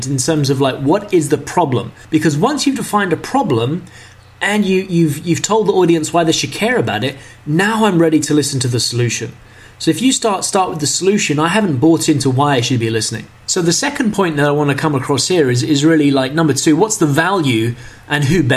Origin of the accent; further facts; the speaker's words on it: London, United Kingdom; moved away as an adult; also born or lived in China; I grew up in London